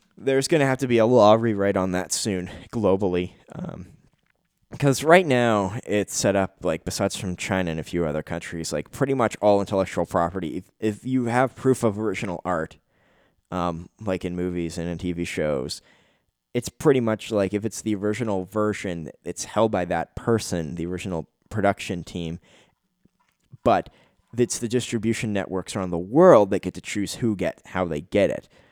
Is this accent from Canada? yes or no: yes; Canada; As a Canadian citizen